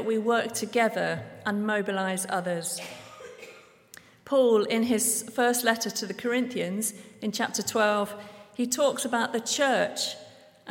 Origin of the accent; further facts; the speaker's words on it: Devon, South West England, United Kingdom; moved away as an adult; now in Guatemala; I'm originally from Devon in England